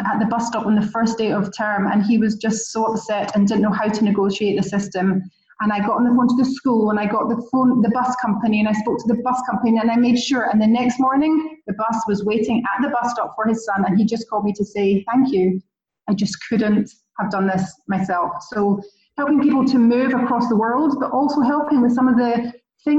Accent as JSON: {"language": "English", "region": "Scotland", "country": "United Kingdom", "also_born_or_lived": "London", "accent": "Scottish", "moved": "yes", "lives_now": "Israel", "said": "I made Aliyah 11 years ago from London, but you can hear from my accent. I'm actually Scottish, not English"}